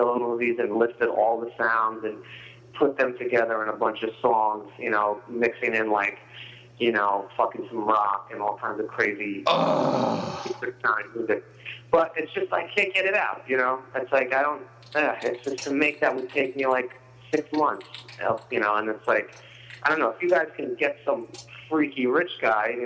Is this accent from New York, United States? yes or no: yes; New York, United States; I'm from New York